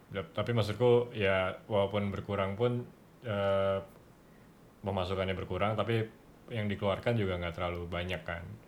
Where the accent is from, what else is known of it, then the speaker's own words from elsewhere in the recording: Jakarta, Indonesia; now in Bali, Indonesia; sebagai anak Jakarta yang tinggal di Bali